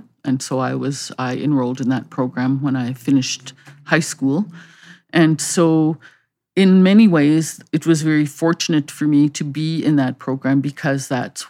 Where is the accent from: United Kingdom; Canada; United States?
Canada; legally, I guess I am a Canadian, but have not always been made to feel that this is really my home.